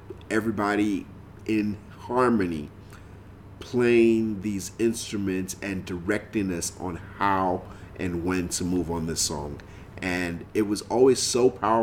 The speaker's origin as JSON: {"language": "English", "country": "Nigeria", "tie": "born or raised there", "said": "growing up in Nigeria, this was a song that every church, every gathering of Christians, you heard, every gathering of Nigerians"}